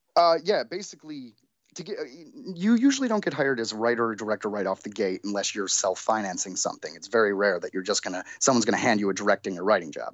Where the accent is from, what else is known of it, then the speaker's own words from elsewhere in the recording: Detroit, Michigan, United States; now in Los Angeles, United States; I'm from Detroit